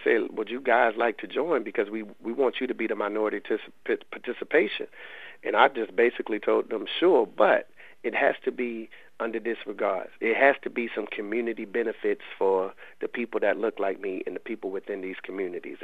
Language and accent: English; Raleigh, North Carolina, United States; I'm from the Lane Street Housing Projects in Raleigh, and I lived over half my life in those projects